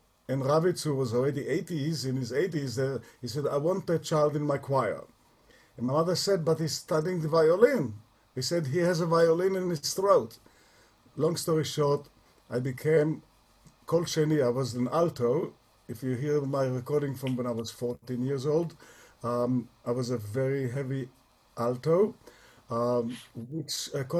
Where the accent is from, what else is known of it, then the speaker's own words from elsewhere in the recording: Tel Aviv, Tel Aviv District, Israel; now in Toronto, Canada; I was born in 1944 in Tel Aviv, center Tel Aviv, two blocks away from Ben-Gurion's home on Shderot Ben-Gurion, Rehov Reines, which is three blocks from the sea shore. And I grew up in a very modern Orthodox family.